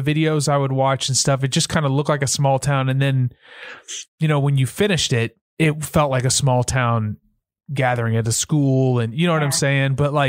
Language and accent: English; the South, United States; I'm from the South.